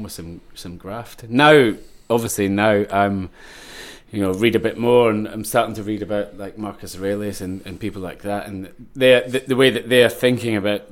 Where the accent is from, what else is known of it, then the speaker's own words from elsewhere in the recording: Ayrshire, Scotland, United Kingdom; I grew up in Ayrshire, Coenning, with my twin brother